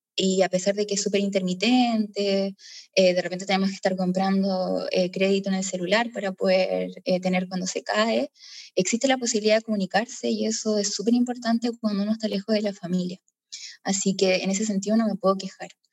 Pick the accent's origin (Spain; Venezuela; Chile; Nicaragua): Chile; Concepción, Biobío; moved away; soy de Concepción, Chile